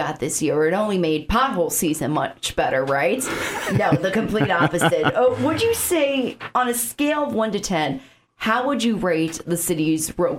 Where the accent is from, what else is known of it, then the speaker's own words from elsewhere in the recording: Chicago, Illinois, United States; now in Sioux Falls, United States; So if you can't tell from my accent, I'm from Chicago, suburb of Chicago.